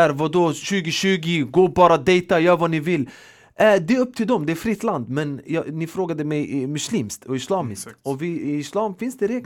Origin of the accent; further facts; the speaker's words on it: Sweden; Vi är uppvuxna i Sverige, vi har en annan kultur och mentalitet